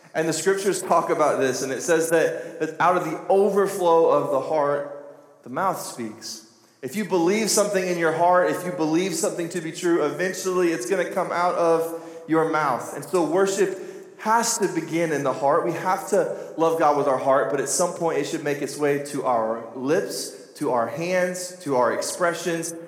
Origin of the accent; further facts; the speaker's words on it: United States; I'm from Carter County